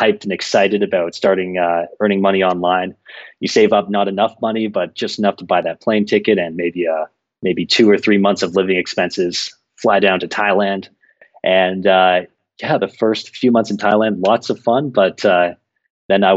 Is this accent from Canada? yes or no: yes; Toronto, Ontario, Canada; moved away as an adult; now in Sao Paulo, Brazil; from Toronto, Canada, but I left Toronto about 5 years ago